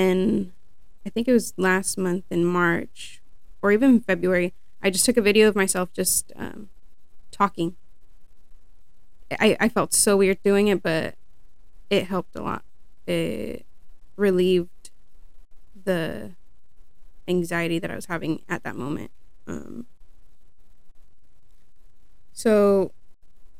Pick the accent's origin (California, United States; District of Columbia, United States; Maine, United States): California, United States; Sonoma County; born and raised in Sonoma County